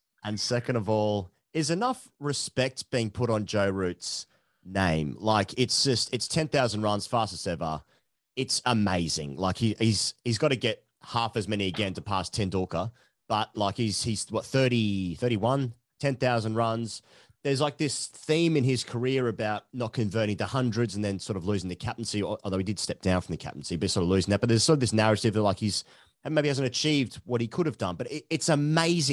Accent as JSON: {"language": "English", "town": "Nottingham", "region": "East Midlands", "country": "United Kingdom", "said": "I'm from Nottingham"}